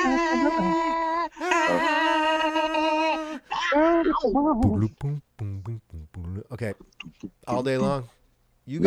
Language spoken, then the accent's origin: English; Donkin, Nova Scotia, Canada; We're from Cape Breton Island, Nova Scotia, originally